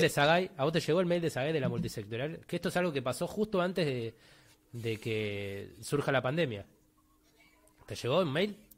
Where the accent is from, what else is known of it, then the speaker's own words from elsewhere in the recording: Buenos Aires, Argentina; Yo crecí viendo cine en Belgrano, que soy de Villa Devoto